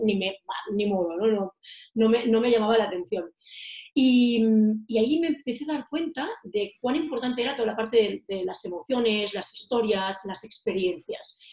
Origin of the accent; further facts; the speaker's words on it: Girona, Catalonia, Spain; moved away as an adult; also born or lived in Menorca; now in Madrid, Spain; yo soy de Girona, soy, mi ciudad natal, yo soy catalana de pura raza, aunque estoy viviendo en Madrid desde hace siete años